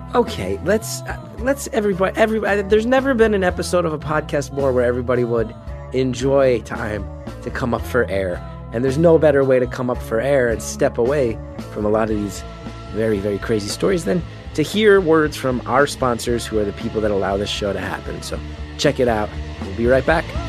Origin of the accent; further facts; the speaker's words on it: East Coast, United States; I grew up on the East Coast